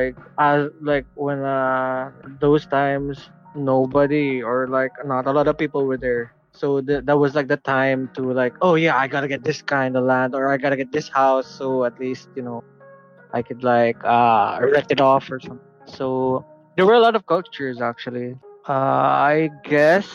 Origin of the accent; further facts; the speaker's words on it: Dubai, United Arab Emirates; moved away; also born or lived in Philippines; Well, I was born in Dubai